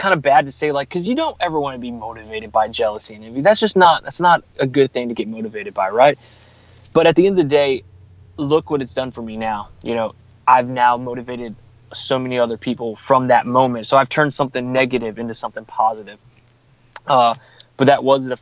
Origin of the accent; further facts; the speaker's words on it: San Marcos, Texas, United States; a friend of mine mentioned my name for a job here in my hometown. So I live in San Marcos